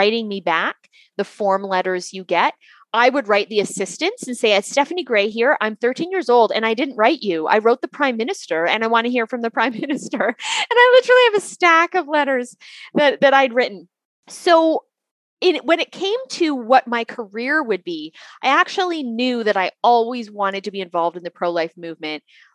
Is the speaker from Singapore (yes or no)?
no; Canada; moved away as an adult; now in United States; I am from Canada. I grew up in Canada